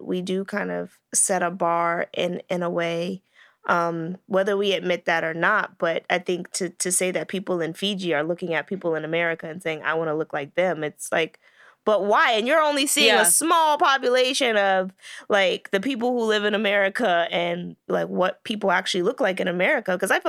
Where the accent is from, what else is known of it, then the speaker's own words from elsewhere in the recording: United States; being American